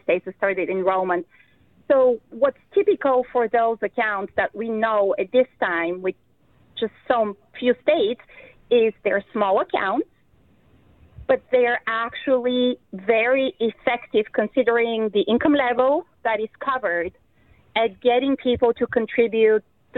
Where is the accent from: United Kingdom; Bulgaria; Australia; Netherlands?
Bulgaria; now in Iowa, United States; the country where I'm from originally, Bulgaria